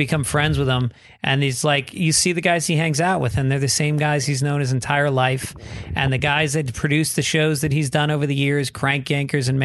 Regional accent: New York, United States; moved away; also born or lived in Boston; I'm from New York, but started in Boston.

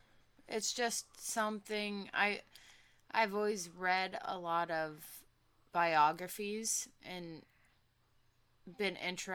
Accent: Cincinnati, Ohio, United States; born or raised there

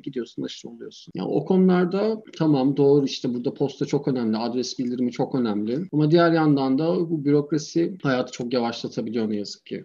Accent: Turkey; first language Turkish; moved away as an adult; also born or lived in Berlin, Germany; now in Germany; Türkiye'den yeni gelmişim

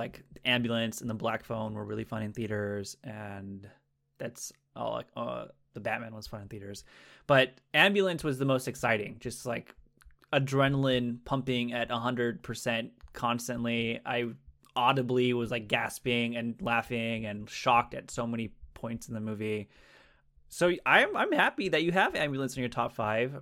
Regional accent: California, United States; I am from the West Coast, uh, California, the greatest state in the nation

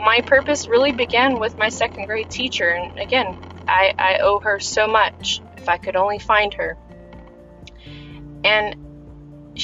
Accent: United States; English is a second language; I'm American and I didn't even know English

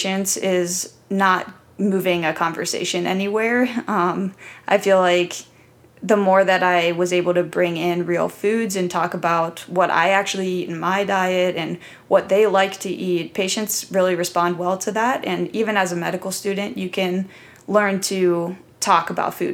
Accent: Columbus, Ohio, United States; I grew up in Columbus, Ohio

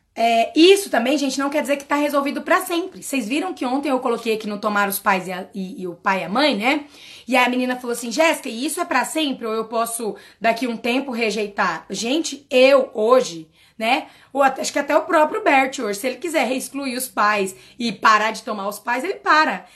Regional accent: Quirinópolis, Goiás, Brazil; a primeira cidade era Quirinópolis, que era onde eu nasci

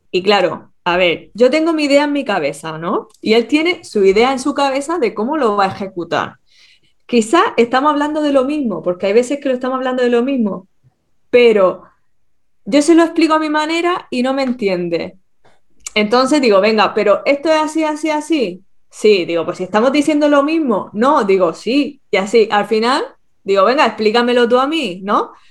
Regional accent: Alicante, Valencian Community, Spain; now in Tenerife, Spain; yo vengo de Alicante, me vengo a Tenerife, aquí tienen otra forma de decirlo, ellos se entienden y, yo al final pues me tengo que adaptar

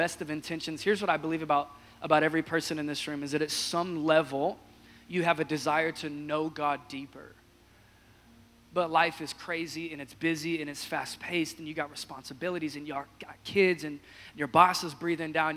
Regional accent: Washington, United States; I hail from the great state of Washington, born and raised in Washington State

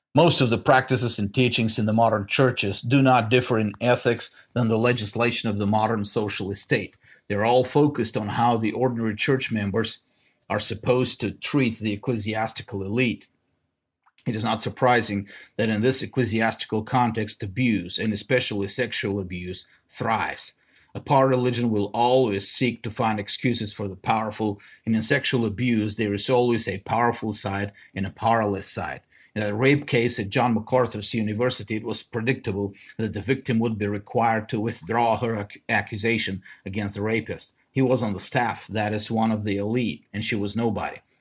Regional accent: Bulgaria; now in United States; I grew up in Bulgaria. Us, the Bulgarian ethnic majority

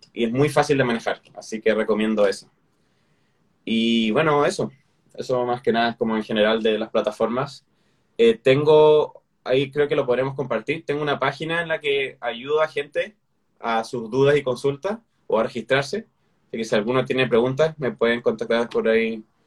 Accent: Chile; como chileno a veces no se me entiende

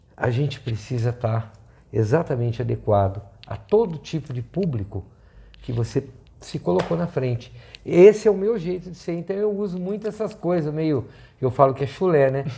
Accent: northern Paraná, Brazil; moved away; also born or lived in São Paulo (state); uma pessoa que nasceu no estado de São Paulo, foi criado no norte do Paraná, terra roxa

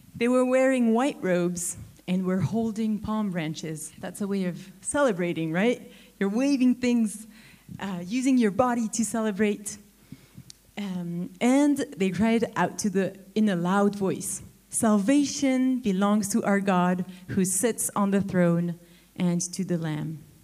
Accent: Neuchâtel, Switzerland; moved away; my hometown, Neuchâtel.

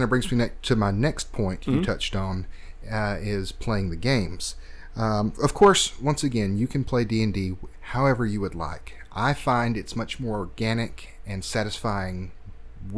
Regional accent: Georgia, United States; I'm from Georgia

